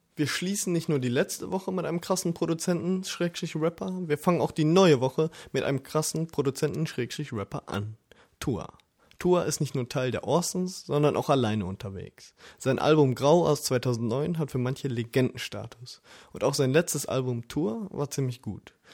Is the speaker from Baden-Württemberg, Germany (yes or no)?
no; Essen, North Rhine-Westphalia, Germany; Mein Geburtsort teilt sich nicht nur mit Duisburg die beste Uni Deutschlands